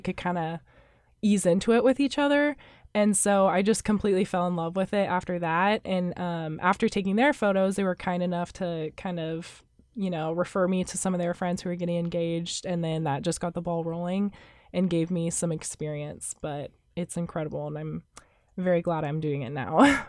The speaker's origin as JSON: {"language": "English", "town": "Wichita", "region": "Kansas", "country": "United States", "moved": "yes", "lives_now": "Manhattan, Kansas, United States", "said": "I'm from Wichita, Kansas"}